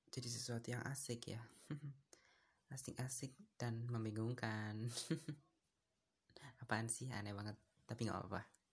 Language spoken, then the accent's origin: Indonesian; Surabaya, East Java, Indonesia; Aku dari Surabaya